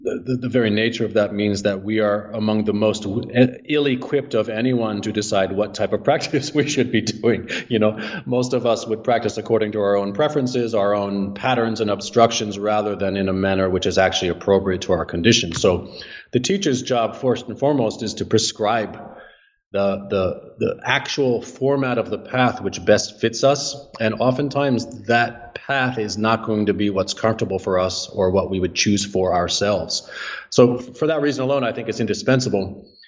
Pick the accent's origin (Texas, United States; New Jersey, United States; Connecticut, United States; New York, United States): New Jersey, United States; New Jersey.